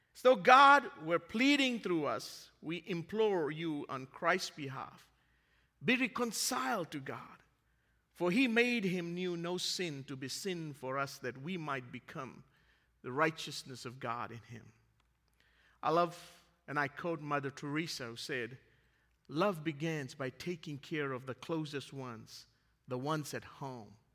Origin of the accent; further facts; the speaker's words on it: Fiji; moved away; my hometown in Fiji, where I grew up.